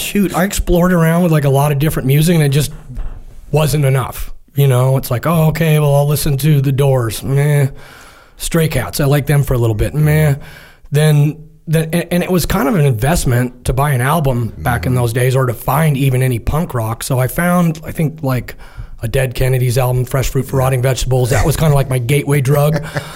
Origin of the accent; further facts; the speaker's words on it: San Clemente, California, United States; My dad was in the Marine Corps, so we moved around a little bit, kind of settled down up in San Clemente here in Orange County. Grew up up there, swam, played water polo, did that through high school